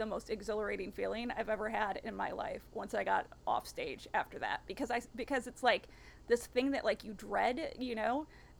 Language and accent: English; East Coast, United States; also born or lived in Los Angeles; now in New York, United States; I'm from the East Coast